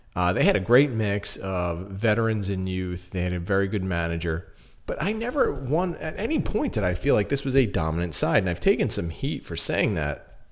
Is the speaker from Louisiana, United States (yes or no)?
no; Philadelphia, Pennsylvania, United States; being from Philadelphia